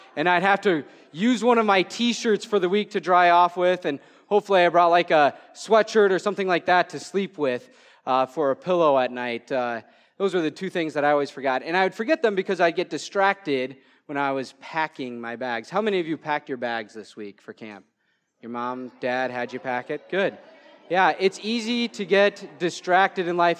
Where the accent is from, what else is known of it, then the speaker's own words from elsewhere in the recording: Waterville, Minnesota, United States; I'm from Waterville, Minnesota